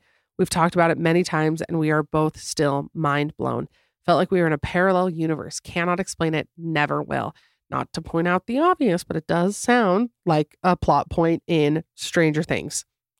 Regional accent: Florida, United States; So I grew up in Florida, and my family and I were driving home from somewhere at night.

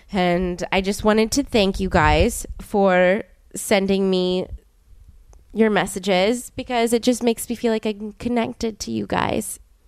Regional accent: New Orleans, Louisiana, United States; we grew up in New Orleans together.

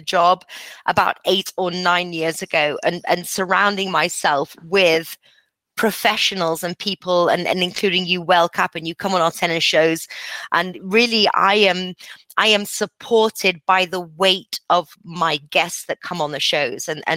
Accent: England, United Kingdom; moved away; also born or lived in Costa Rica; I'm English.

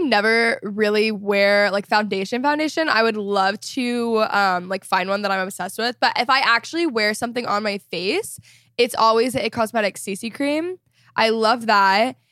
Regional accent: Texas, United States; moved away as an adult; also born or lived in Los Angeles; I grew up in Texas

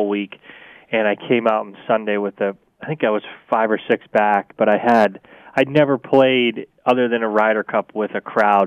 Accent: New England, United States; I'm from New England. It very much feels like coming home.

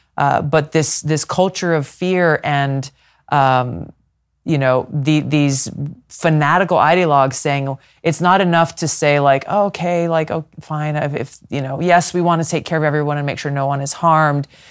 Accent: Hawaii, United States; my home state of Hawaii

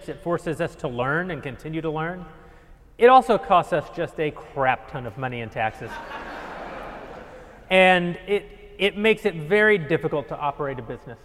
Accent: Texas, United States; moved away; my hometown was founded in 1912, very, very recently, in a place that the Comanche called the place where no one lived

